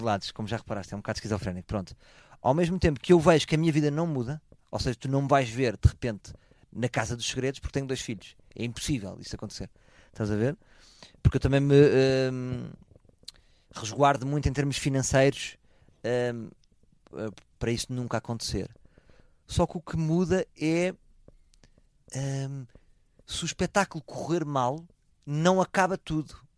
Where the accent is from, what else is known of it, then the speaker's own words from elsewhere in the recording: Portugal; eu sou português